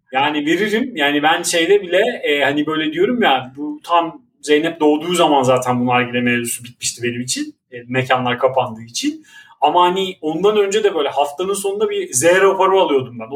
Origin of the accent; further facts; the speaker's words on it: Istanbul, Turkey; bir Maltepeli olarak